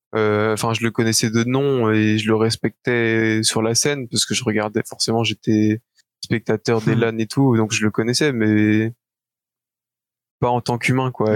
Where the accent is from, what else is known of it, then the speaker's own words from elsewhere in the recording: Belgium; j'ai 20 ans, je suis belge